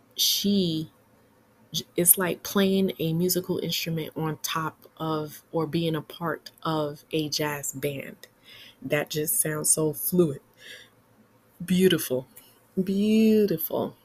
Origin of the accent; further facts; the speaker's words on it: New York City, New York, United States; as a New Yorker